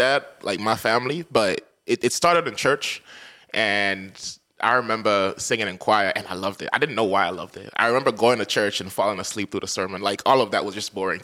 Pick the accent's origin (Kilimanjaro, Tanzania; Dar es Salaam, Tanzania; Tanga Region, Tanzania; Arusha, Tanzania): Dar es Salaam, Tanzania; moved away as an adult; now in St. John's, Canada; I come from a big city. I think there's like 8-9 million people in Dar es Salaam. It's my hometown